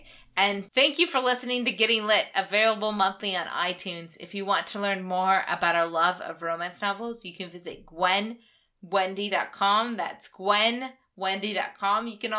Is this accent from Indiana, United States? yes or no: yes; Lafayette, Indiana, United States; my hometown is so behind my small podcast.